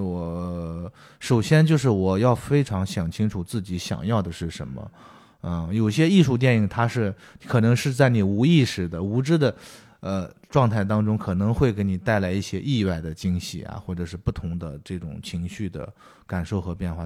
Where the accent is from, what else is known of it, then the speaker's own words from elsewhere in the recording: Shanxi, China; moved away; 比如说我是山西的